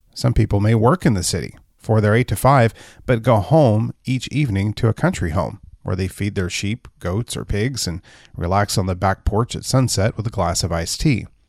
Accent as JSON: {"language": "English", "region": "Texas", "country": "United States", "tie": "born or raised there", "said": "Growing up in the Lone Star State"}